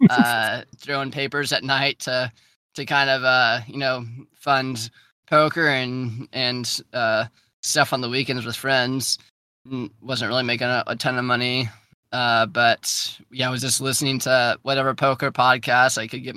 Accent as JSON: {"language": "English", "town": "Charleston", "country": "United States", "tie": "born or raised there", "moved": "as an adult", "said": "growing up in Charleston"}